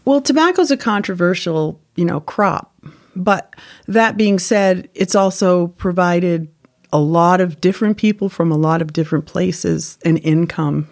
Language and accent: English; Windsor, Connecticut, United States; I'm from Windsor, Connecticut